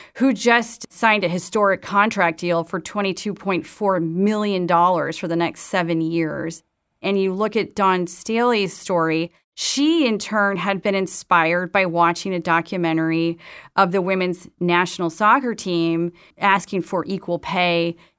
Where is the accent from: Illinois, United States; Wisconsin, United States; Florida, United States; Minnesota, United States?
Wisconsin, United States; Madison; When I was growing up in Madison, Wisconsin